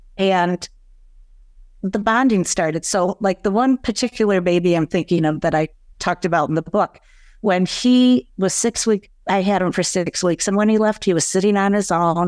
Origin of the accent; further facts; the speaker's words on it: East Lansing, Michigan, United States; moved away as an adult; also born or lived in Ann Arbor, Michigan; now in Chicago, United States; I was born in East Lansing, Michigan in nineteen sixty